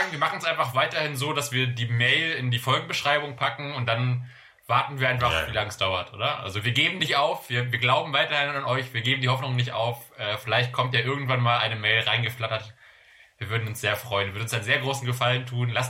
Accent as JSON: {"language": "German", "town": "Düsseldorf", "region": "North Rhine-Westphalia", "country": "Germany", "tie": "born there", "said": "ich wurde ja, ich wurde ja in Düsseldorf geboren und manche, also mir wurde, wurde schon mal gesagt, dass manche raushören, dass man so aus der Region kommt, dass es vielleicht nicht ganz, keine Ahnung, kein Hannoveraner Hochdeutsch ist oder so"}